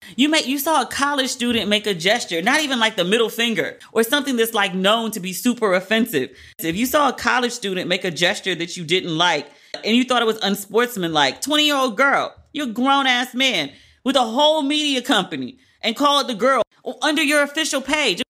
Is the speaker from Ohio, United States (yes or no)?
no; Maryland, United States; I'm from Maryland, but I, I'm on the P G County side